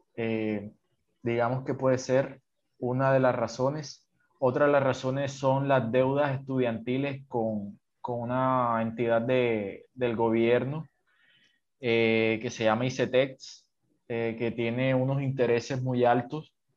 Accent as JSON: {"language": "Spanish", "town": "Sincelejo", "region": "Sucre", "country": "Colombia", "moved": "as an adult", "lives_now": "Cartagena, Colombia", "said": "yo soy de una ciudad pequeña de Colombia, de, del norte de Colombia, que se llama Cincelejo, pero ahorita ya llevo dos años viviendo en, en una ciudad"}